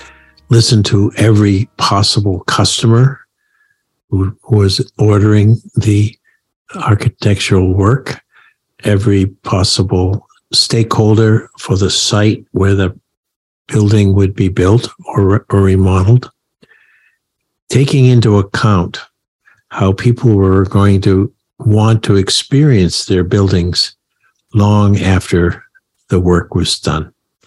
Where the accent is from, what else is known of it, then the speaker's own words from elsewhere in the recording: Maine, United States; accent: Maine; now in Connecticut, United States; has a lovely Maine accent. Unlike I, because my accent faded away living down here in Connecticut all these years. Well, as soon as I start hearing Steve's accent, mine starts to come back.